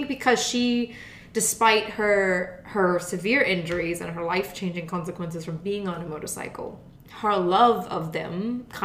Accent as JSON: {"language": "English", "country": "Germany", "tie": "born or raised there", "moved": "yes", "said": "I grew up in Germany"}